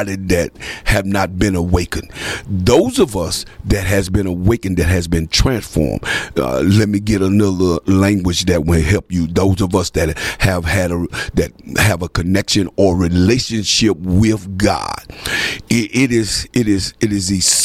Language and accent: English; United States; also born or lived in Texarkana; as an American